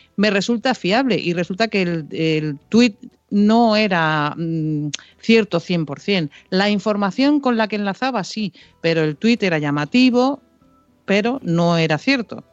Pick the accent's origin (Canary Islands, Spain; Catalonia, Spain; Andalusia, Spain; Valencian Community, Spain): Canary Islands, Spain; yo soy de Canarias